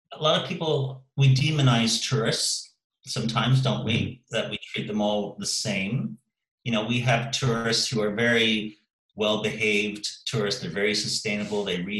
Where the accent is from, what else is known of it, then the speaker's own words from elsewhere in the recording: Eastbourne, South East England, United Kingdom; And, you know, I can see that in my hometown in Eastbourne. You know, we have the annual air show in August here, Airborne, which attracts 500,000 people a year.